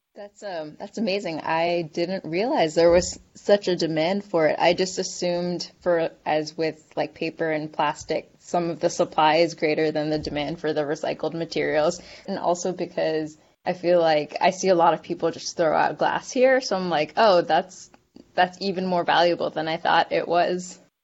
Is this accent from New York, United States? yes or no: no; New Jersey, United States; now in Georgia, United States; I grew up in Jersey where we have where we can recycle from our house glass